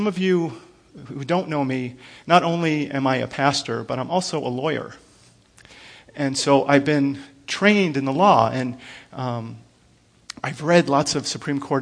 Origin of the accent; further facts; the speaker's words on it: United States; I'm an American